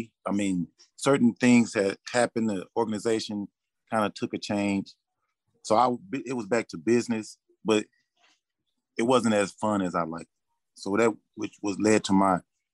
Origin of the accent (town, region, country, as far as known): Texas, United States; born or raised there